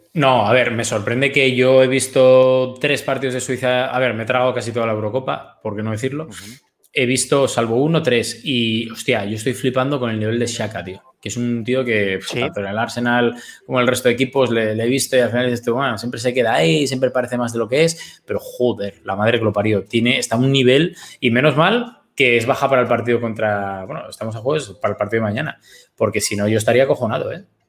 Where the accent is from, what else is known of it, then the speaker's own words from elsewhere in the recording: Gijón, Asturias, Spain; yo soy de Gijón y tal, pero eh, los de Gijón tenemos un poco de carácter también